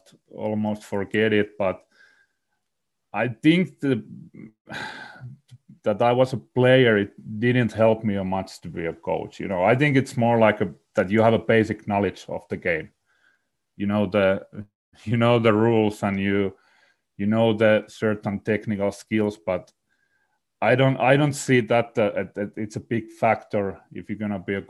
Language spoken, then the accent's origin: English; Salo, Southwest Finland, Finland; I grew up in in Salo, Finland